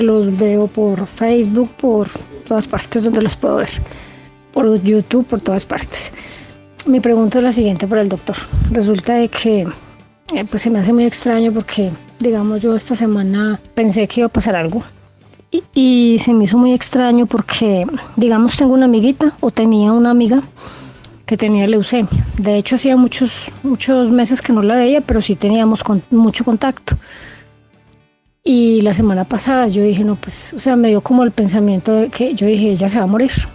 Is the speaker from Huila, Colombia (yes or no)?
no; Manizales, Caldas, Colombia; yo soy de Manizales, Colombia